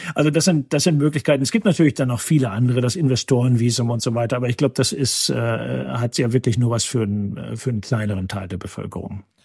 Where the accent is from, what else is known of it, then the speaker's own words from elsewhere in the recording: North Rhine-Westphalia, Germany; moved away as an adult; now in Massachusetts, United States; ich bin gebürtiger Westfaler